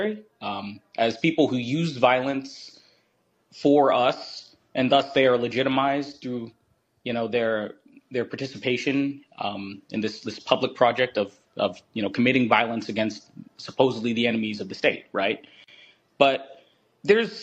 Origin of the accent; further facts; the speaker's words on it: Eastern Kentucky, United States; I'm from Kentucky, Eastern Kentucky.